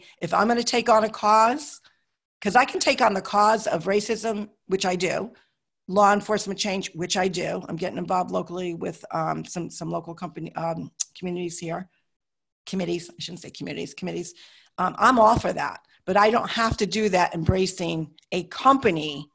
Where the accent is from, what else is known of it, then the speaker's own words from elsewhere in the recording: United States; I'm an American